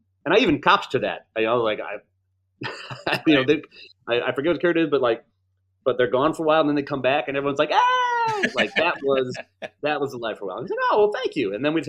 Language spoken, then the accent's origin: English; Chicago, Illinois, United States; I'm from Chicago.